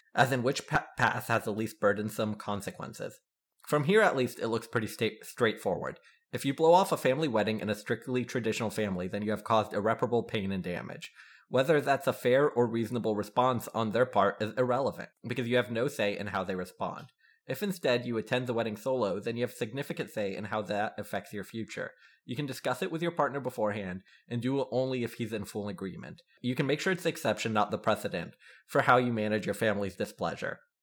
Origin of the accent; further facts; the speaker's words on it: South Carolina, United States; I'm from South Carolina